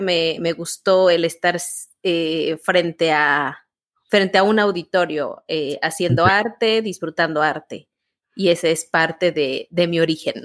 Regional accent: Guanajuato, Mexico; now in Querétaro, Mexico; pues yo soy originaria de, Guanajuato, un estado de, México. ¿Mm? Eh, al noreste de, Guanajuato soy, bueno, ahí, este, ahí crecí

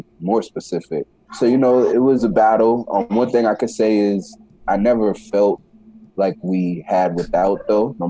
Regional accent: New York City, New York, United States; I was born in the Bronx, New York. At a young age, my father passed away when I was around 9 years old, nine years old. From that point, we moved from New York City to upstate New York

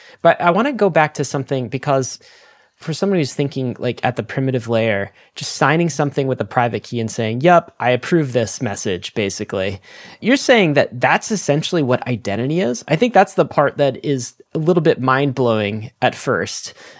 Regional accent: Canada; And I'm also a Canadian citizen. So the government of Canada will like attest that I'm Canadian.

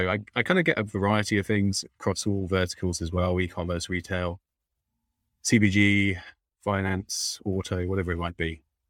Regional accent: London, United Kingdom; accent: London; now in Austin, United States; I've got my London accent as well. I'm from London, but I am in Austin

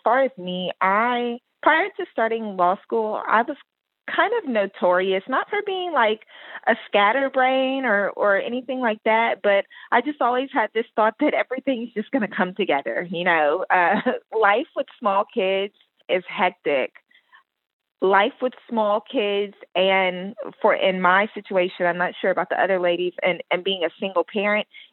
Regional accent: Roswell, New Mexico, United States; now in Houston, United States; I'm originally from Roswell, New Mexico, but I've lived in Houston for a really long time now, so Houston

